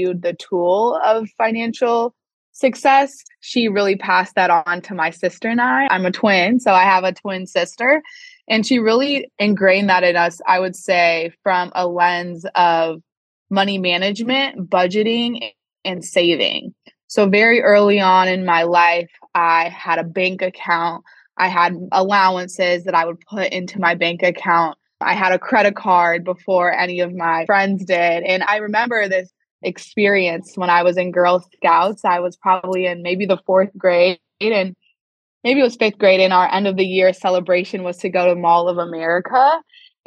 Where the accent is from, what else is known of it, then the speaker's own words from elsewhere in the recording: Chicago, Illinois, United States; moved away as an adult; also born or lived in Indiana / Boston; I'm originally a Chicago native, born and raised in the Chicago suburbs.